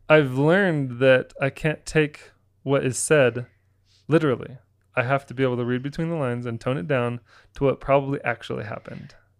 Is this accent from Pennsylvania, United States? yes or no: no; Florida, United States; moved away; also born or lived in Utah; I grew up in Florida